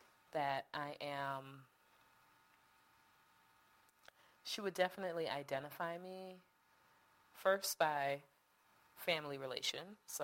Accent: Jamaica; born there; No. Jamie was born in the States. My brother's born in the States. I was born in Jamaica.

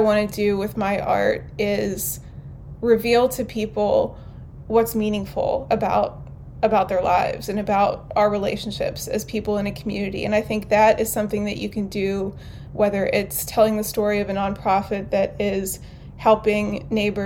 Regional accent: New Castle, Pennsylvania, United States; also born or lived in Pittsburgh, Pennsylvania; now in Ambridge, United States; I grew up in Newcastle, about an hour north of here

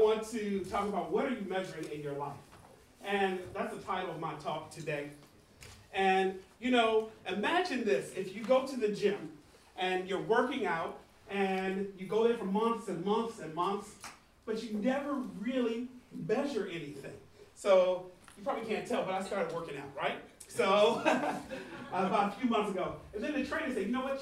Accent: United States; I'm from the States

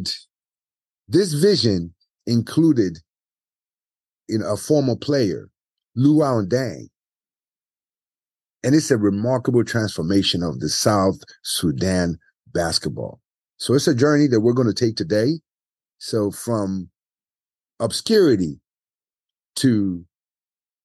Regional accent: Nigeria; being Nigerian

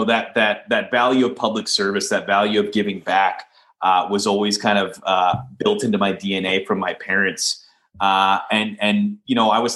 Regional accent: Leduc, Alberta, Canada; I'm born and raised here in Leduc. Really proud of my hometown.

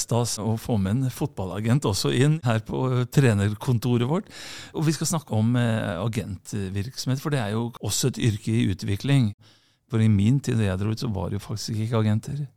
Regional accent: Sandefjord, Vestfold, Norway; Vi kommer fra Sandefjord.

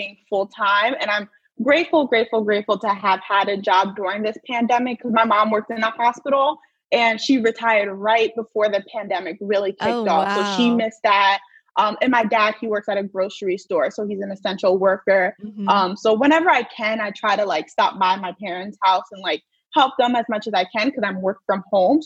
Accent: New Jersey, United States; So I'm from New Jersey. I was born and raised in New Jersey.

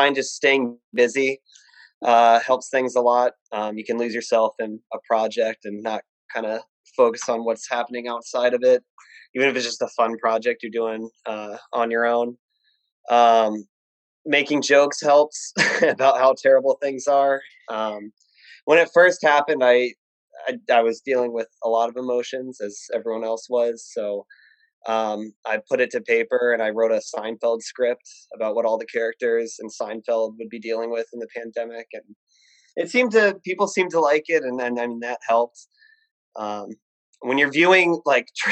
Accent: Virginia, United States; I grew up in Virginia

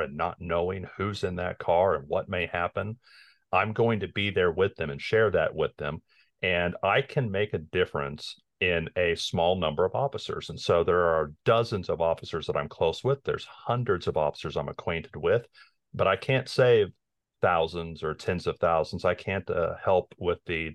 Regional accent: Lawrence, Kansas, United States; now in Kansas City, United States; I was born in Lawrence

